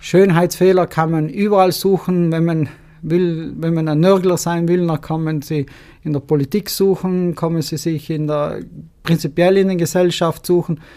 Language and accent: German; Martell Valley, Trentino-Alto Adige, Italy; Mein Geburtsort Marteltal.